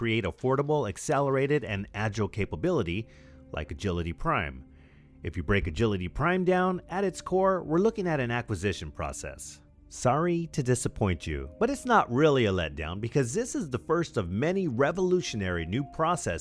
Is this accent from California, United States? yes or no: yes; Whittier, California, United States; my hometown of Whittier, California